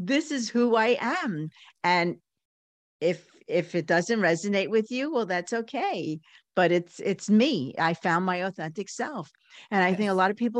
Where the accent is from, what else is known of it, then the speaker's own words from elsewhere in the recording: New York City, New York, United States; growing up in Coney Island in the, you know, in the 40s, 50s, 60s, even the 70s